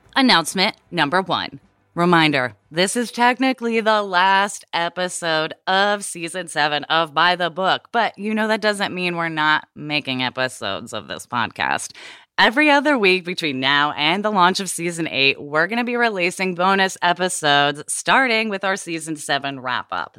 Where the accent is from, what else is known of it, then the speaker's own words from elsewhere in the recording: Portland, Oregon, United States; moved away; growing up in Portland, Oregon before it was cool